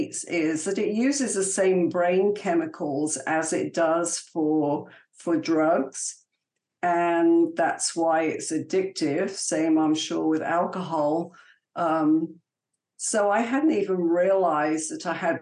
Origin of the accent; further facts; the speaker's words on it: England, United Kingdom; moved away; I was born and raised in England